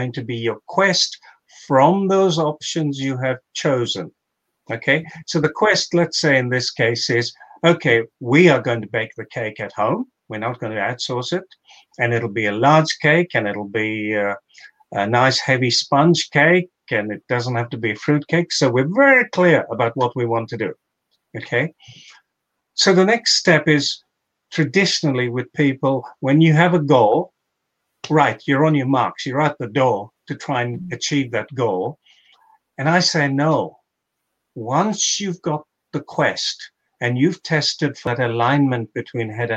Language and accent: English; Mombasa County, Kenya; I grew up in Mombasa as a kid